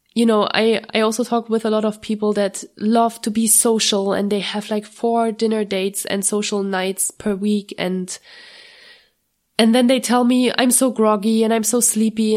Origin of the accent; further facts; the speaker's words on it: Germany; moved away as an adult; every time I go to Germany, it's a huge, it's a huge stressor for me a little bit because I'm usually only going once per year to, to my hometown.